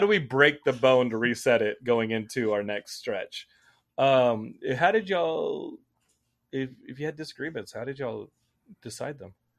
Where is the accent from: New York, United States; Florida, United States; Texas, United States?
Texas, United States; Austin; Growing up in Texas